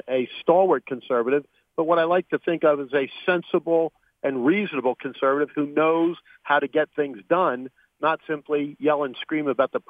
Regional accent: Pennsylvania, United States; also born or lived in Brazil; No, I came here as a toddler, Rick, so I've been in America all my life and been in Pennsylvania.

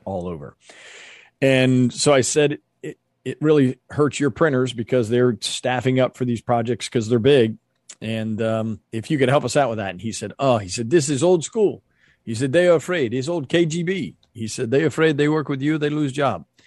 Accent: United States; We as Americans

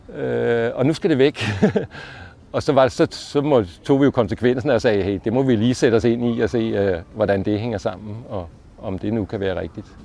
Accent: Allerød, Capital Region of Denmark, Denmark; moved away as an adult; also born or lived in Copenhagen; Jeg voksede op i provinsen i Allerød

